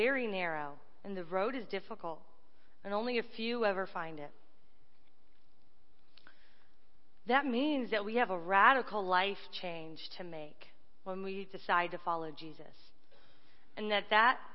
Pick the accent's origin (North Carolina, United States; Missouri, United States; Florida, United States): North Carolina, United States; Raleigh; moved away as an adult; also born or lived in Dayton, Ohio; I'm from Raleigh, North Carolina